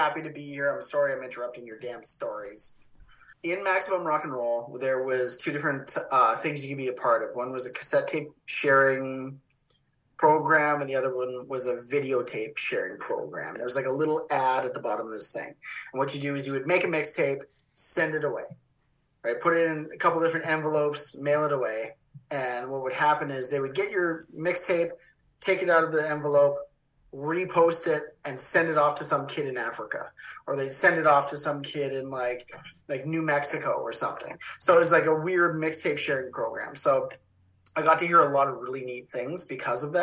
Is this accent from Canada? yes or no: yes; northern Alberta, Canada; I lived in the middle of northern Alberta